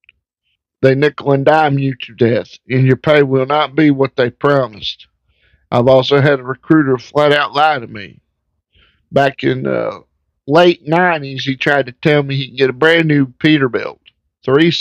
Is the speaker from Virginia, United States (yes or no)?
yes; Virginia, United States; my home state of Virginia